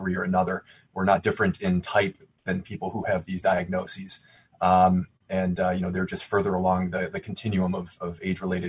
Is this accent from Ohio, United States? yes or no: yes; Cleveland, Ohio, United States; my hometown is Cleveland